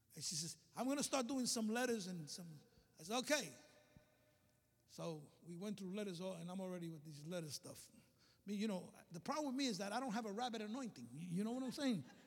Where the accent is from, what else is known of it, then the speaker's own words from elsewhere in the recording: New York City, New York, United States; moved away as an adult; also born or lived in Alabama; I came from Brooklyn